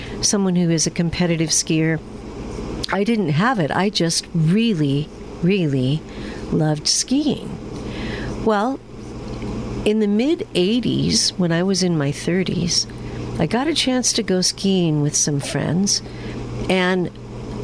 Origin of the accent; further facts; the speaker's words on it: Washington, United States; also born or lived in Steamboat Springs, Colorado; I grew up in Washington State